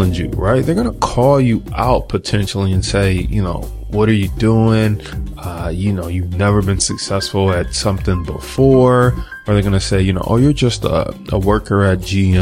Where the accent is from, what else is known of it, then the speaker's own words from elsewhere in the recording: Detroit, Michigan, United States; I'm from Detroit and people just wasn't into the stock market